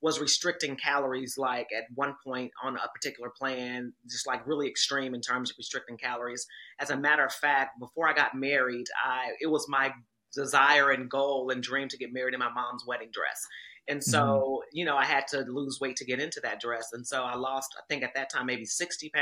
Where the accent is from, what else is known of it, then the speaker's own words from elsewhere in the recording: Kansas City, Missouri, United States; I'm from Kansas City, Missouri